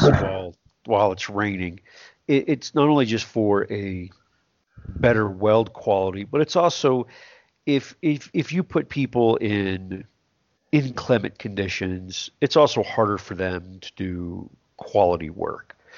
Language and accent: English; South Texas, United States; I grew up in South Texas